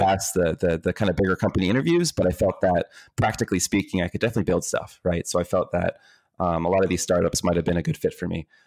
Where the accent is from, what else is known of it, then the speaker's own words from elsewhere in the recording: Tampa, Florida, United States; also born or lived in Dominican Republic; I was born in the Dominican Republic, but raised here in the U S, uh, uh, in Tampa, Florida